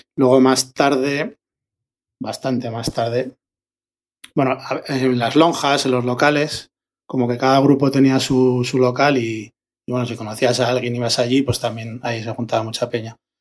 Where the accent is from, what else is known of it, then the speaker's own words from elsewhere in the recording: Logroño, La Rioja, Spain; de Logroño, DJ, y productor